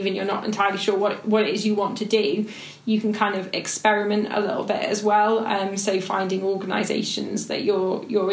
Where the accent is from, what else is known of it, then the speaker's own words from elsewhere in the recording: Stoke-on-Trent, West Midlands, United Kingdom; I grew up in Stoke-on-Trent, a city that suffered really post-industrial decline